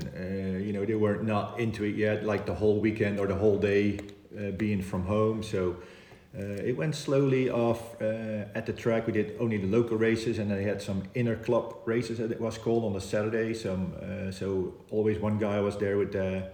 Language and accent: English; Oss, North Brabant, Netherlands; Oss, where my hometown is